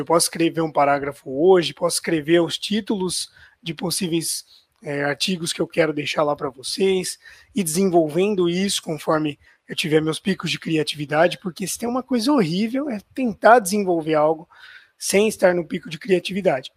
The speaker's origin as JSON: {"language": "Portuguese", "town": "Ribeirão Preto", "region": "São Paulo", "country": "Brazil", "said": "eu sou de Ribeirão Preto, estado de São Paulo"}